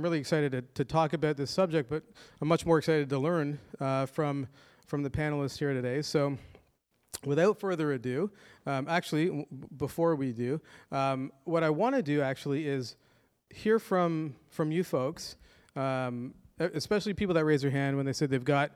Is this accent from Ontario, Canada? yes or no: yes; Toronto, Ontario, Canada; my hometown of Toronto, Canada